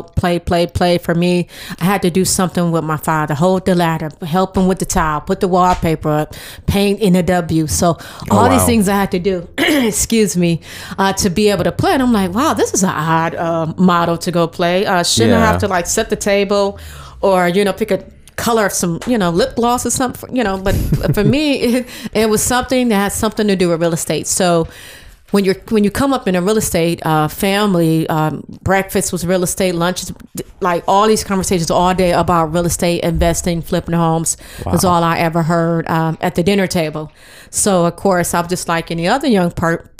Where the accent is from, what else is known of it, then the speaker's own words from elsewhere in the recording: Cleveland, Ohio, United States; moved away as an adult; now in Atlanta, United States; I'm born and raised from Cleveland, Ohio